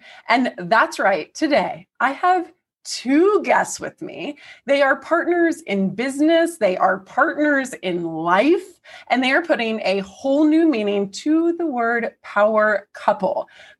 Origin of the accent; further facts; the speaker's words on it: the South, United States; I was raised in the South.